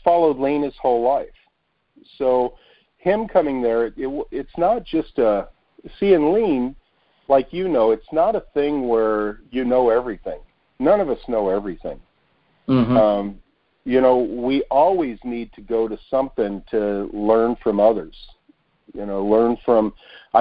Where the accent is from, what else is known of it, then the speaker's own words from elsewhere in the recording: United States; we, as an American